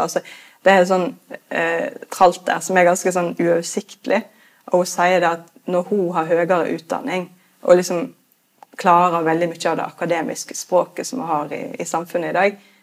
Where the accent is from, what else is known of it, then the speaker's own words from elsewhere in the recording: Norway; Vi nordmenn er jo veldig opptatt av frihet